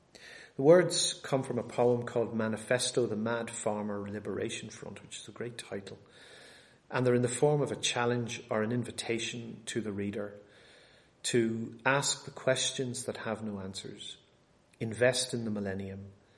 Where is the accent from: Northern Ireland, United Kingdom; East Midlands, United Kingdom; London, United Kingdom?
Northern Ireland, United Kingdom; Bangor; now in United States; But strange enough, we actually have some of them in my hometown back in Bangor in Northern Ireland.